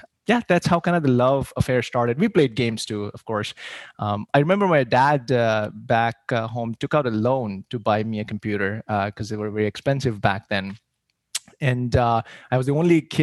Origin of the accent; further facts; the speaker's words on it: India; moved away as an adult; So I grew up in India. I moved here right after high school.